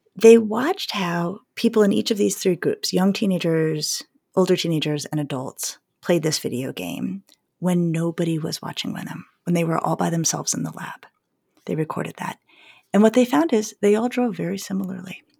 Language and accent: English; Colorado, United States; I grew up skiing in Colorado